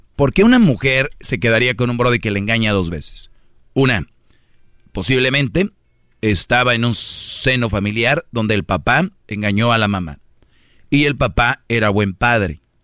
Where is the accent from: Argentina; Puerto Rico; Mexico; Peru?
Mexico; Monterrey, Nuevo León; soy de Monterrey